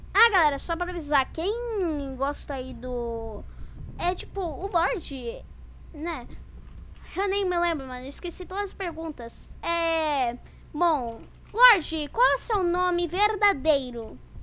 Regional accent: Santa Catarina, Brazil; Eu sou de Santa Catarina

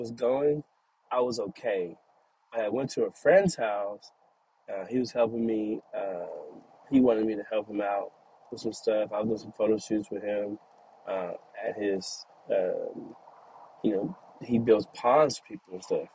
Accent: Caddo Mills, Texas, United States; moved away; I'm from Cattle Mills, Texas. So I came back home

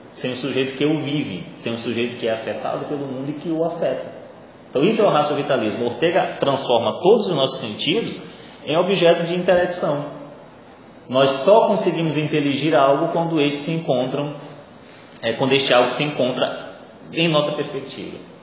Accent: Maranhão, Brazil; first language Portuguese; Eu não escolhi nascer maranhense, eu não escolhi nascer falando português, eu não escolhi nascer no Brasil, né? já que eu sou maranhense

